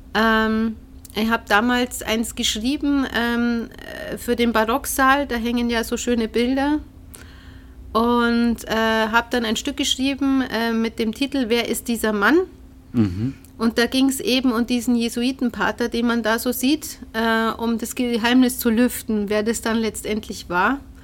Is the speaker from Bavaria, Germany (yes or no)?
yes; Ingolstadt, Bavaria, Germany; also born or lived in Abensberg area, Bavaria; ich bin in Ingolstadt geboren, äh, bin mit neun aber dann weggezogen mhm. Richtung Münster